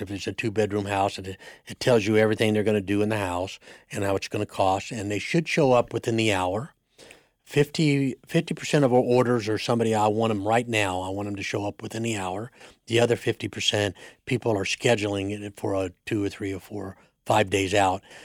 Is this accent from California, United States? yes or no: no; Siloam Springs, Arkansas, United States; grew up in Arkansas, Solomon Springs, Arkansas, on a, on a dairy